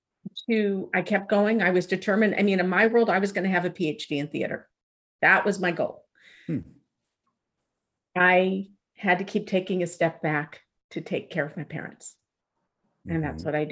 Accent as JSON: {"language": "English", "town": "Alpine", "region": "California", "country": "United States", "tie": "born or raised there", "said": "I grew up in Alpine."}